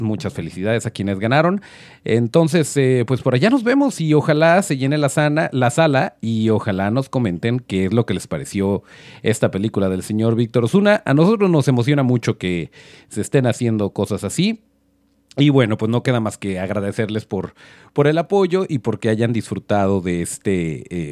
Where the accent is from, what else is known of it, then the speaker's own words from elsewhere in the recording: Mexico; los malos somos los mexicanos